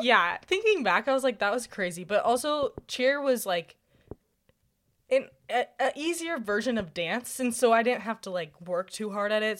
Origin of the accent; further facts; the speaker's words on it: Bismarck, North Dakota, United States; I grew up in Bismarck, North Dakota